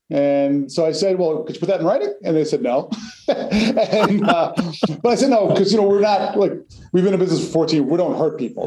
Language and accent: English; New Jersey, United States; moved away as an adult; also born or lived in Massachusetts / New York City; now in Connecticut, United States; I grew up in North Jersey